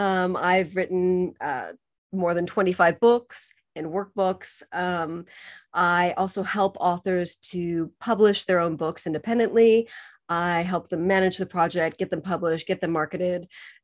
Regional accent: California, United States; also born or lived in Spain / Costa Rica / Mexico / Argentina; now in England; So I'm originally from California. I lived in several different countries. I studied abroad in Spain. I taught English in Costa Rica. I lived in Mexico for 8 years. Lived in Argentina for 5 years, spent lots of time in Chile.

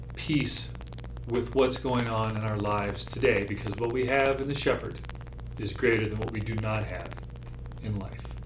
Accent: Montana, United States; I grew up in Montana.

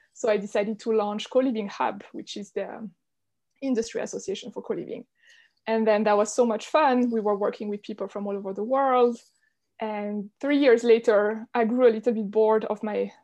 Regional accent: Switzerland; So I'm Swiss. I grew up in Switzerland in a very small village in the mountains

